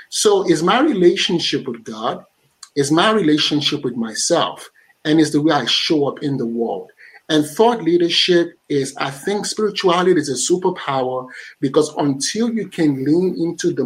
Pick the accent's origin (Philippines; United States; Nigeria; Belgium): Nigeria; I'm a Nigerian